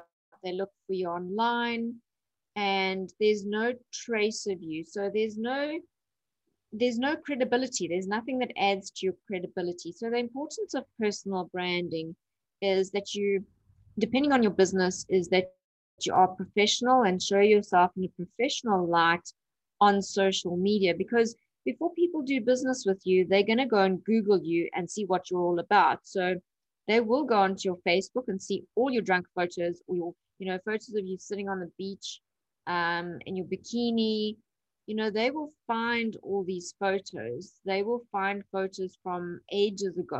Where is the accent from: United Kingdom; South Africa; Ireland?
South Africa; Durban, KwaZulu-Natal; I'm from Durban, South Africa.